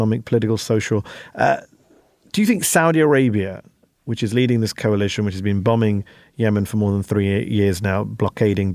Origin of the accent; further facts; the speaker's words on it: United Kingdom; As a Brit